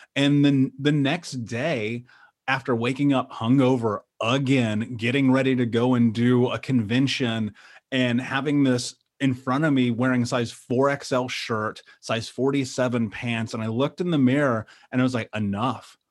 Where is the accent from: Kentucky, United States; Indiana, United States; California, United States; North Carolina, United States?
Indiana, United States; Indianapolis; I grew up in Indianapolis.